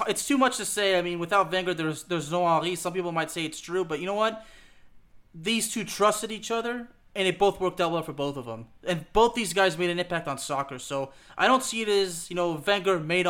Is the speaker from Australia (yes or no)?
no; France; moved away; when I was born in France, when I was living there until 1997